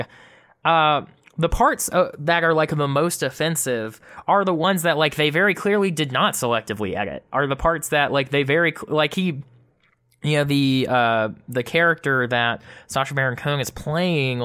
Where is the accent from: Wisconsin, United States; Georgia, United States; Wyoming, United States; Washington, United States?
Georgia, United States; it's my duty as a Georgian to do this because Jason Spencer's is my rep, my hometown rep. Not my current rep, though.